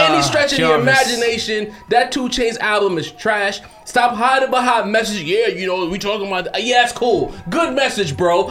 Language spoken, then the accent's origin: English; New York City, New York, United States; I'm originally from Brownsville. I've spent a lot of time in East New York